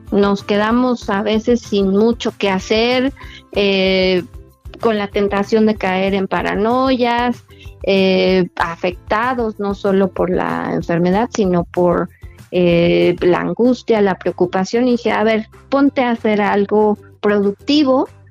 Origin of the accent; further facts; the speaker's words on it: Mexico; como es nuestra costumbre como mexicanos